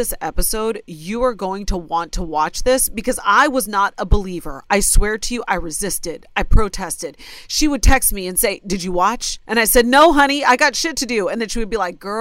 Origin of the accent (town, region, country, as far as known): Ohio, United States; born or raised there